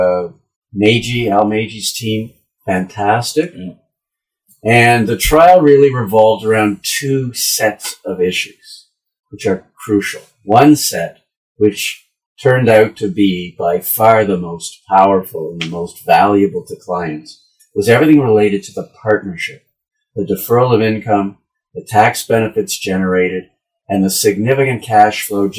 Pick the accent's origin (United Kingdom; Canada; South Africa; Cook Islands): Canada; the Maritimes; moved away; I grew up in the Maritimes